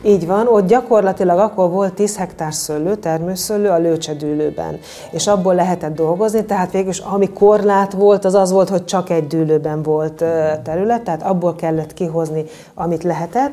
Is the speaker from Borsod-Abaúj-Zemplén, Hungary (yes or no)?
yes; Bodrogkisfalud, Borsod-Abaúj-Zemplén, Hungary; a borvidéken születtem, egész pontosan Bodrog kisfaludon